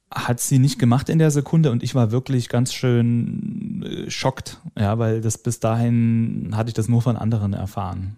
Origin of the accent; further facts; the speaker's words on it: Leipzig, Saxony, Germany; moved away as an adult; also born or lived in United States; now in Bavaria, Germany; Ich bin Leipziger, äh, komme auch aus einer Leipziger Familie